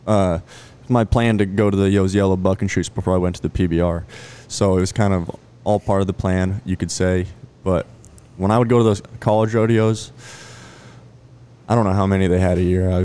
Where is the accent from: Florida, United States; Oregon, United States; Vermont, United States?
Oregon, United States; Canby; moved away as an adult; also born or lived in Bozeman, Montana; now in Decatur, Texas, United States; We grew up in Canby, Oregon